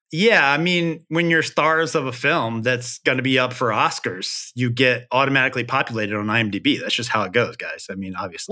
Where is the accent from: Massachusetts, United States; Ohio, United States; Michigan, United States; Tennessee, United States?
Tennessee, United States; Memphis; I'm from Memphis